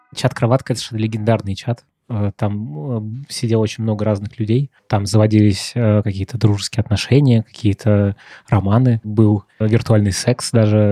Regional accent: Moscow, Russia; в том районе, где я рос, в Марьино

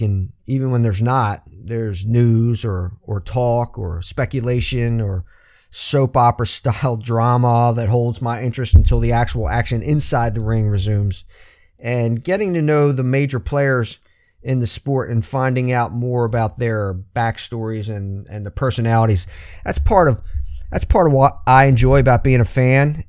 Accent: Baltimore, Maryland, United States; We grew up in Northeast Baltimore

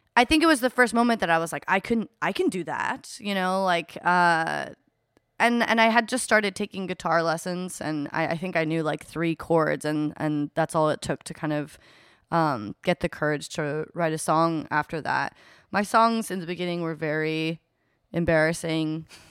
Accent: Eugene, Oregon, United States; I grew up in Eugene, Oregon, uh, in the Pacific Northwest

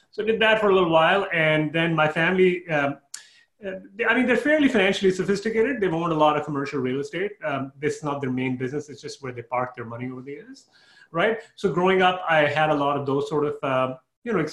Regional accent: Canada; moved away as an adult; again, I moved from Canada, and I realized okay, my taxes are somewhat similar.

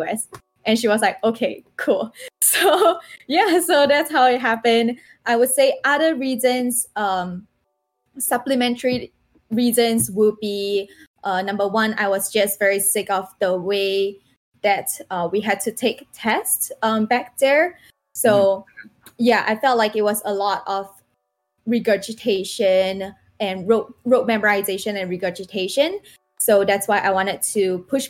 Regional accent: Singapore; moved away as an adult; now in United States; in Singapore

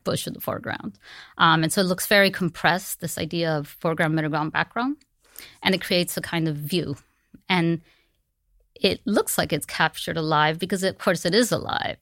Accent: Miami, Florida, United States; growing up in Miami

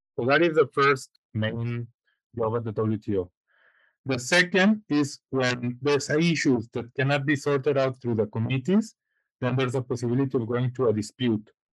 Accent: Guadalajara, Jalisco, Mexico; moved away as an adult; also born or lived in Spain / United States; now in Switzerland; I am originally from from Guadalajara, Guadalajara, Jalisco. I was born there and pretty much lived my whole life there.

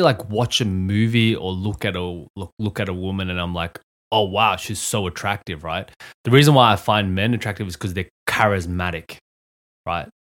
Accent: Australia; When I was a child, uh, I grew up in Australia

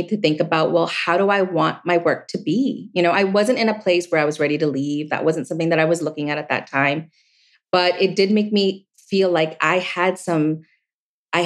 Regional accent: East Coast, United States; I grew up on the East Coast, you know, in an Asian family

